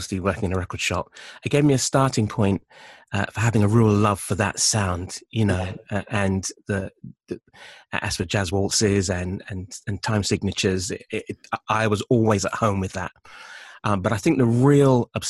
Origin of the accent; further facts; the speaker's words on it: London, United Kingdom; moved away as an adult; also born or lived in Midlands; I moved away from London at 19